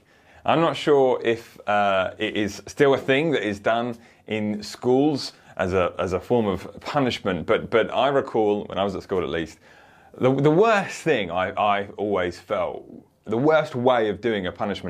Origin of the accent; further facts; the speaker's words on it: Woking, South East England, United Kingdom; this 10-year-old bodies found just round the corner from where I grew up in Woking